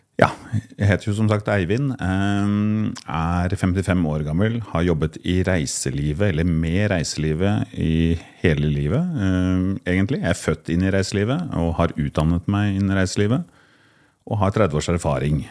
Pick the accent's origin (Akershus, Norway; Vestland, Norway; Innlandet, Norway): Akershus, Norway; Kolbotn; also born or lived in Koppang (summers); now in Oslo, Norway; jeg er fra Kolbotn utenfor Oslo. Bor i dag i Oslo og jobber fra Oslo